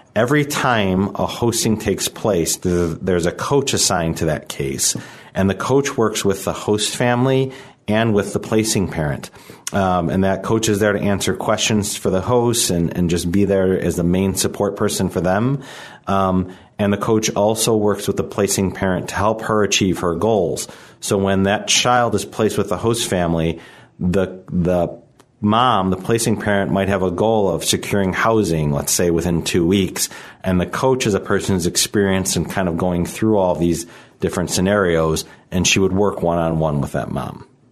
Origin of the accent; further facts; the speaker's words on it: Chicago, Illinois, United States; I'm from Chicago. I, I grew up here in the city.